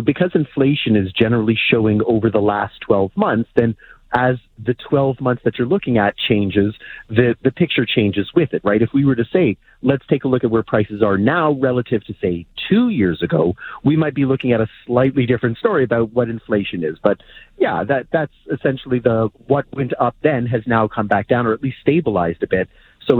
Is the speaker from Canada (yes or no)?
yes; Canada; It's the nature of being Canadian with our geography